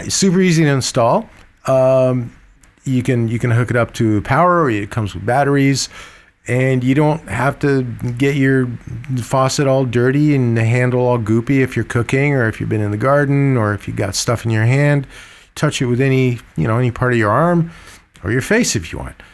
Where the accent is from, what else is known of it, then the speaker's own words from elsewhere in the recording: Egypt; moved away; I was born in Egypt, uh, with an Armenian name like